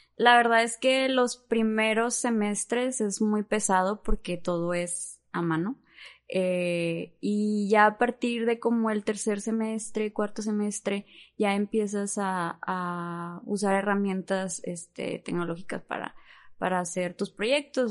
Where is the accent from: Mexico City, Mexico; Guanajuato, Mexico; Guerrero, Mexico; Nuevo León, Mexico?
Nuevo León, Mexico; Monterrey; first language Spanish; soy aquí de Monterrey